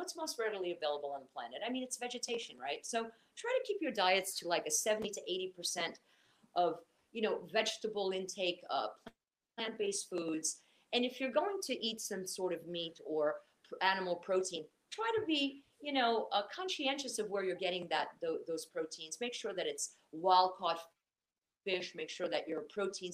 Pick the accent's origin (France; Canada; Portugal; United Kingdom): Portugal; moved away; I was raised in the Mediterranean. You know, I'm Portuguese